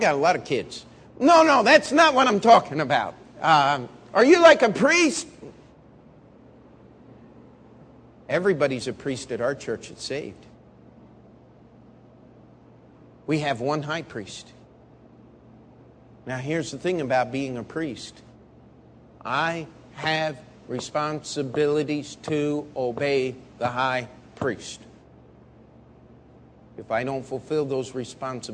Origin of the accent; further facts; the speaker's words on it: Baltimore, Maryland, United States; moved away as an adult; also born or lived in Missouri; I'm from Baltimore, Maryland, but I came to go to Baptist Bible College and studying for the ministry